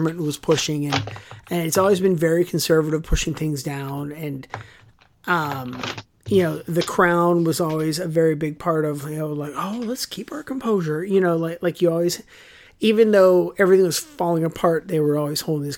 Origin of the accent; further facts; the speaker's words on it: United States; as an American growing up with World War II